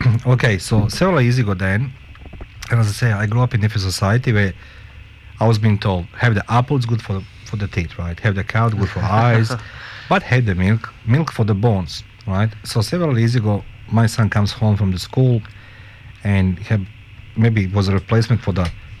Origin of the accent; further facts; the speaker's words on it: Australia; born there; because I was born in Australia.